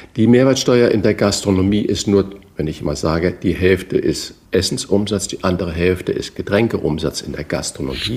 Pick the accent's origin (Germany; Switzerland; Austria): Germany; Northern Germany; als Norddeutscher